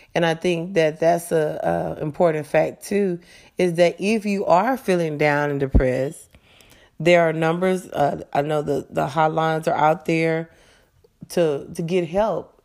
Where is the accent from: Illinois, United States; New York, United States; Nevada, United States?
Nevada, United States; Las Vegas; moved away as an adult; also born or lived in California; now in Texas, United States; I am a native of Las Vegas, well, of California, but I grew up in Las Vegas, Nevada.